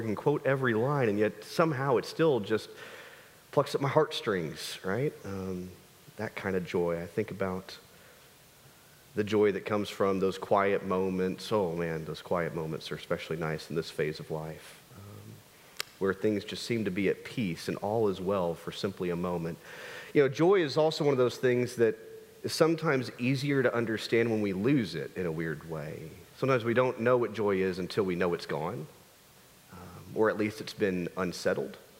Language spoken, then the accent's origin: English; United States; As an American people